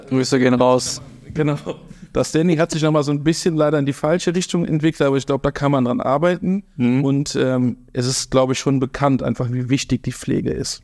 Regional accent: Eschweiler, North Rhine-Westphalia, Germany; also born or lived in Stolberg; now in Baesweiler, Germany; ich bin tatsächlich ähm, kein Öscherjunge, sondern eine, ein Eichweilerjunge aus Eschweiler, bin geboren in Eschweiler, ah. bin dort auch aufgewachsen

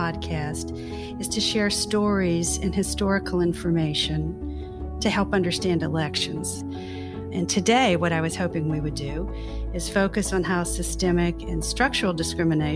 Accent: Louisiana, United States; I'm also from Louisiana

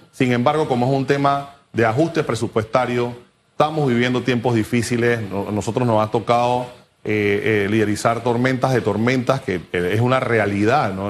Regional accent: Panama; como panameños

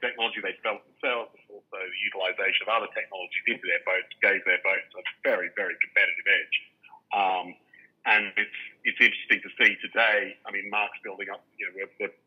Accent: Australia; I grew up in Australia where McConaughey's were a leading light

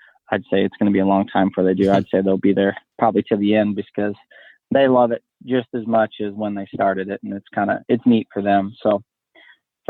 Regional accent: Northeast Ohio, United States; moved away; I grew up in Northeast Ohio is where I originated from.

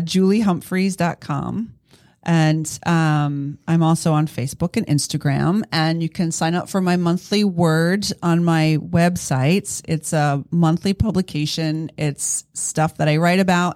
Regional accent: East Coast, United States; moved away as an adult; I grew up on the East Coast

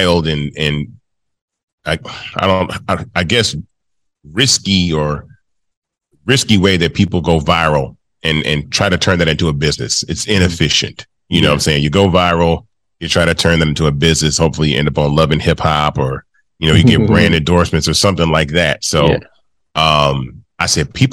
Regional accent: Memphis, Tennessee, United States; this kid from Memphis, Tennessee, my hometown I was born

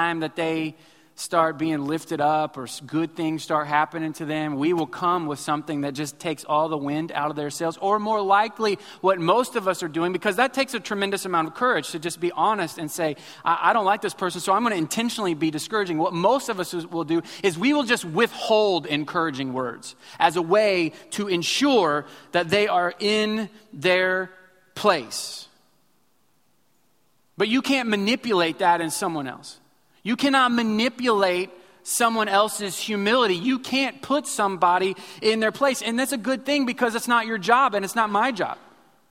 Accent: Missouri, United States; now in Houston, United States; I grew up in Missouri

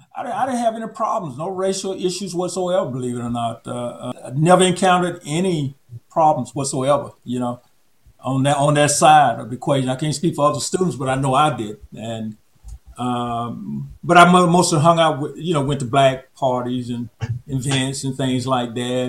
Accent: Auburn, Alabama, United States; moved away; I'm from Auburn, Alabama

